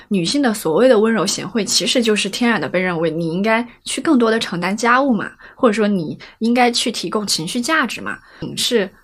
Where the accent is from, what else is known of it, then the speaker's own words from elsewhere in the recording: Chongqing, China; accent: Chongqing dialect; 用我们重庆话说